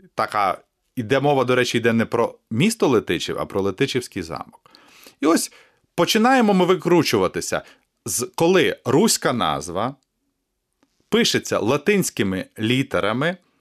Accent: Kamianets-Podilskyi, Khmelnytskyi Oblast, Ukraine; moved away as an adult; now in Kyiv, Ukraine; Людиною з Поділля і ніколи не соромлюся того, що я народився на Поділлі, в Кам'янці-Подільському.

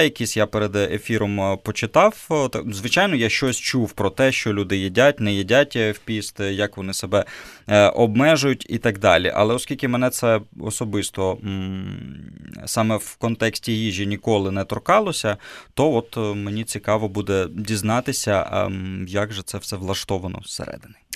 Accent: Kyiv, Ukraine; я родом е, з Києва

